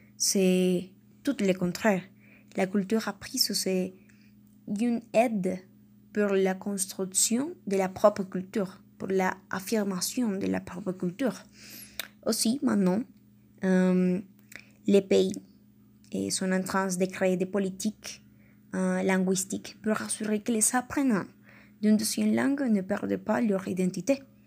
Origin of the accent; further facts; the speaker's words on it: Colombia; first language Spanish; French is a second language; en tant que colombienne